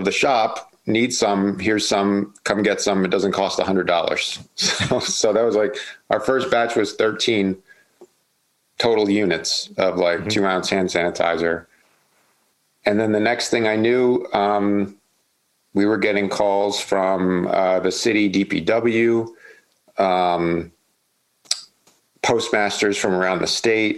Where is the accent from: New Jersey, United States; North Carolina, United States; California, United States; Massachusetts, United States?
New Jersey, United States; Asbury Park; moved away as an adult; now in Baltimore, United States; I'm originally from New Jersey, from a town called Asbury Park on the shore in Jersey. I moved here actually, like I mentioned earlier, getting sober when I was like 21